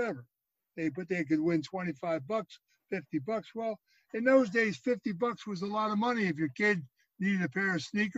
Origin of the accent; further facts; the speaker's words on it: Philadelphia, Pennsylvania, United States; I was raised in Philadelphia in a row home.